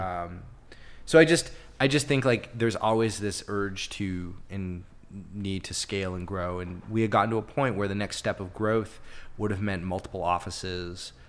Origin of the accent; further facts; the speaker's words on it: Canada; also born or lived in Toronto; being Canadian